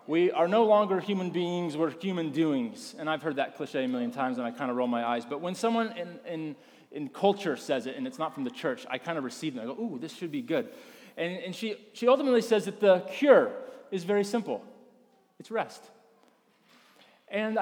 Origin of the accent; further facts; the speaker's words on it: North Carolina, United States; I grew up in the South, in the North Carolina region of the United States